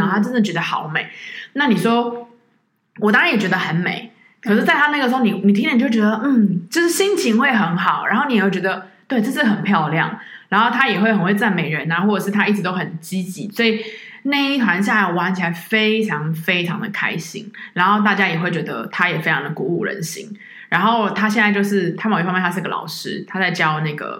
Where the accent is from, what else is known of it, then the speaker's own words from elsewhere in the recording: Taiwan; 就跟我们台湾人在你得到癌症的时候，